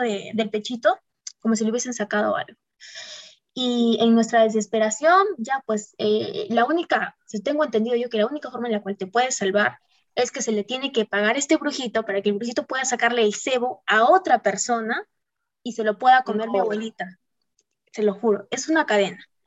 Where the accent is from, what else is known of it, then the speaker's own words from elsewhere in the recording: Puno, Peru; moved away; me iba a mi tierra, mi rico puno